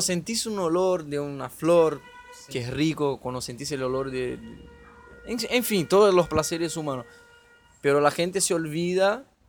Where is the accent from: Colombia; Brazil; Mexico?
Brazil; now in Argentina; soy de Brasil